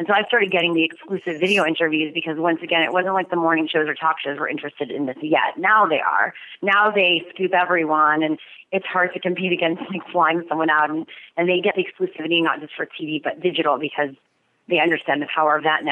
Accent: Montreal, Quebec, Canada; now in Los Angeles, United States; I'm from Montreal.

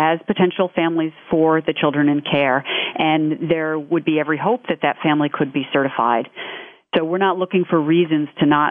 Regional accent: New York City, New York, United States; I'm from New York City

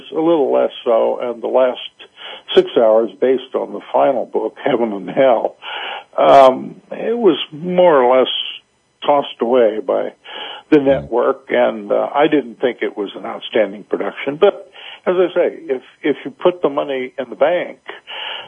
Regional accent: Chicago, Illinois, United States; moved away; also born or lived in South Carolina; I was born and raised in Chicago, so I'm not a native South Carolinian

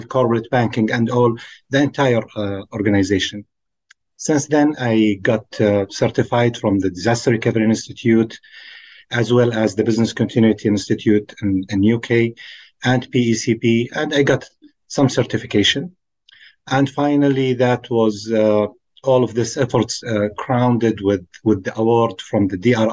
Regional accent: Saudi Arabia; I'm from Saudi Arabia

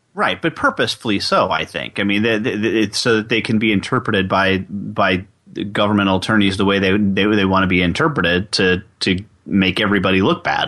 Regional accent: New York, United States; I'm from New York, so we use guys meaning guys and gals.

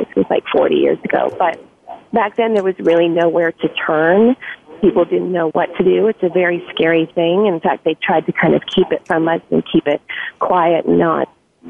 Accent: Los Angeles, California, United States; I grew up in Los Angeles

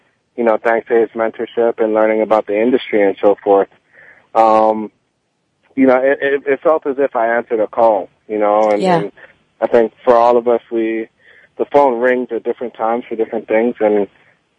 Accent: Miami, Florida, United States; also born or lived in Kingston, Jamaica; I was born in Jamaica and in Kingston, Jamaica, left at the age of six, moved to Miami and went to school in tough neighborhoods

